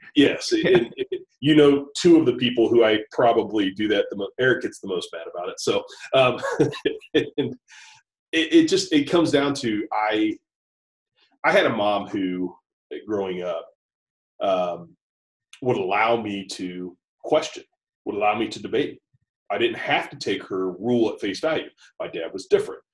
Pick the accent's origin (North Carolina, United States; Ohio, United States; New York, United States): Ohio, United States; Kettering; also born or lived in Beavercreek, Ohio / Dayton, Ohio; I grew up in Dayton, Ohio area. Uh, born and raised in Kettering and Beaver Creek, uh, Ohio.